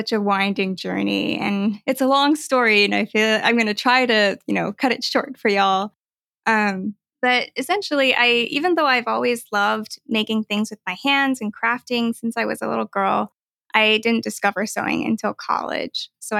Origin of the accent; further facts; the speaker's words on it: United States; Yes. I am Chinese American and I sew.